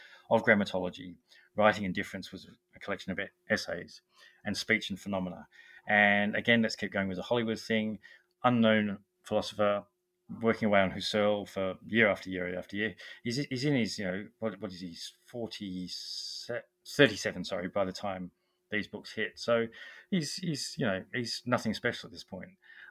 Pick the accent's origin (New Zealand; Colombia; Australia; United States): Australia; now in England, United Kingdom; I'm Australian, I live in England